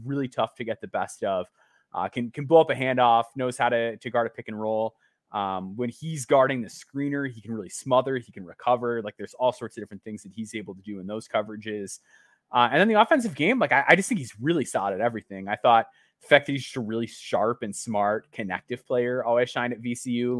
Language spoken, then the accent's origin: English; Illinois, United States; my home state.